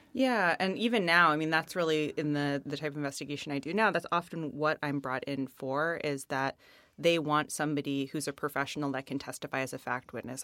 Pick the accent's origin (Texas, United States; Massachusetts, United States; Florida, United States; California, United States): Massachusetts, United States; Boston; we're from the Boston area